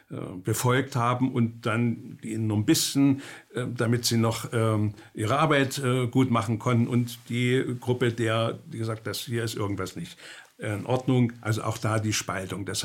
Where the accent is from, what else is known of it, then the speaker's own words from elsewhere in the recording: East Germany, Germany; Dann bin ich in der DDR aufgewachsen, habe wieder die Erfahrung gemacht